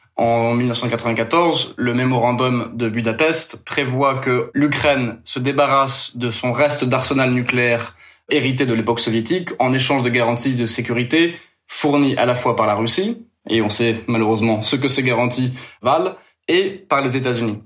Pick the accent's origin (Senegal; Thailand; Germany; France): France; moi en tant que Français